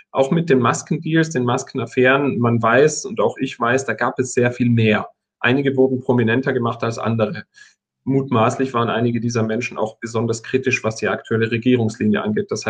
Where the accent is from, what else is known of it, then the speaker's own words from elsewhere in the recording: Tyrol, Austria; Ich komme ja aus Tirol und verstehe einigermaßen, wie das funktioniert.